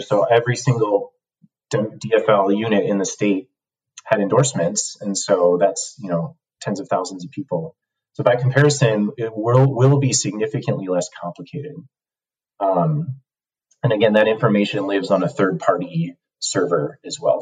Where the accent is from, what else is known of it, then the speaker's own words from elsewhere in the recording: Cook County, Illinois, United States; moved away as an adult; now in Minneapolis, United States; I come from Cook County, Illinois, um, home of the Mayor Daley machine